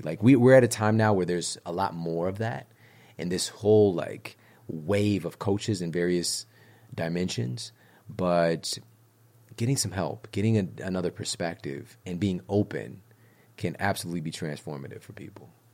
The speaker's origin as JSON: {"language": "English", "town": "St. Louis", "region": "Missouri", "country": "United States", "said": "I'm from Saint Louis, Missouri"}